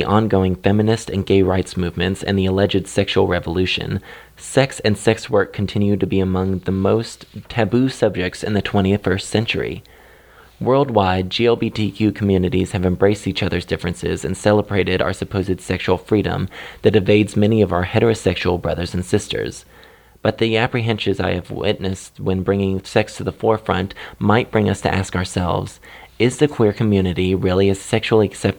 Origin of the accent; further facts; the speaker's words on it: Kansas City, United States; my hometown of Kansas City